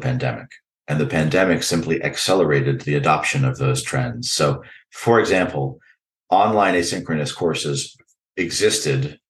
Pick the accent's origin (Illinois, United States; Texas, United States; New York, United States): New York, United States; New York and the Northeast, United States; Growing up in New York and the Northeast